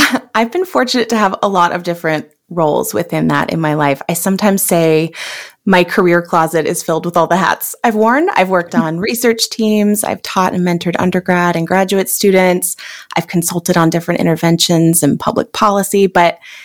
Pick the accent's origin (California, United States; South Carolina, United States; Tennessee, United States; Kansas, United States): California, United States; now in Minneapolis, United States; I'm originally from California.